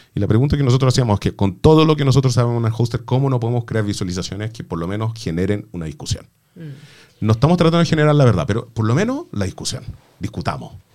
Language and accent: Spanish; Chile; como chilenos